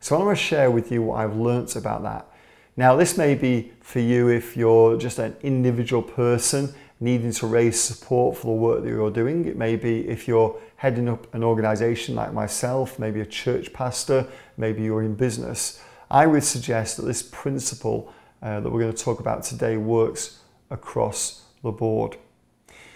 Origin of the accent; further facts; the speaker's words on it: England, United Kingdom; As an Englishman